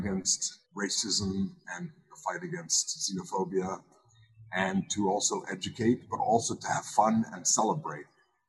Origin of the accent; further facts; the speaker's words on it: Rome, Lazio, Italy; born there; I was born in Rome, Italy, and both of my parents were born outside of the United States.